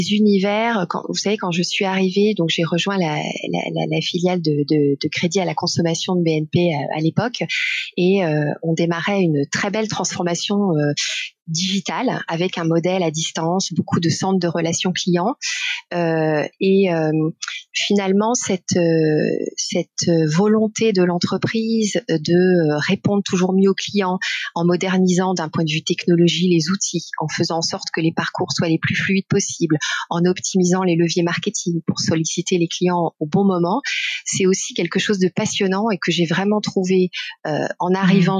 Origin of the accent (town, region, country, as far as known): Besançon, Bourgogne-Franche-Comté, France; born or raised there; moved away as an adult